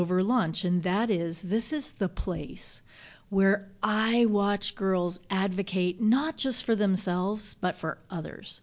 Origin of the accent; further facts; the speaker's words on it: Florida, United States; now in Michigan, United States; I was a Girl Scout and went to Girl Scout camp in my home state of Florida.